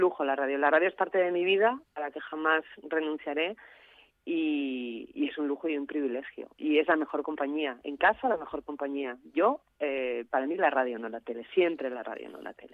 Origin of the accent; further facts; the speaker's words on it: Asturias, Spain; now in León, Spain; En cuanto vivo en León, hace unos cuantos años, voy a Asturias frecuentemente, es mi casa, mi tierra